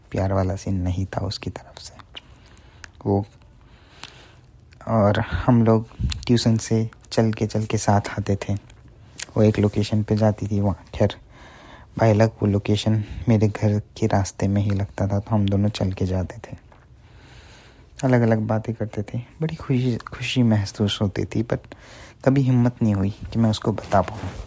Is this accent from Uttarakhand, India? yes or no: no; Bharuch, Gujarat, India; सो मैं गुजरात से बिलोंग करता हूँ स्पेसिफिकली भरूच से बहुत छोटा सा टाउन है